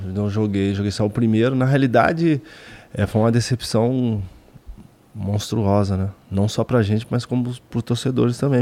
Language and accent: Portuguese; Minas Gerais, Brazil; moved away; Eu sou mineiro